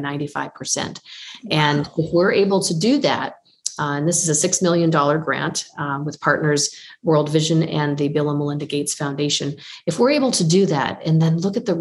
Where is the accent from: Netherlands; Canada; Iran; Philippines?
Canada; Windsor, Ontario; my hometown of Windsor, Ontario